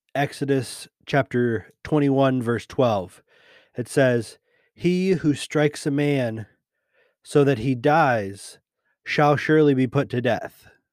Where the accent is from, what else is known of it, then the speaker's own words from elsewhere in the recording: United States; being a Christian and being an American.